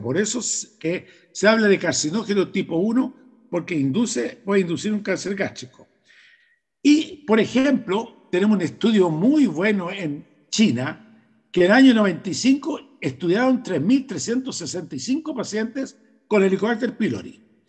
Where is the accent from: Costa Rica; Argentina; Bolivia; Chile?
Chile; En mi país, en Chile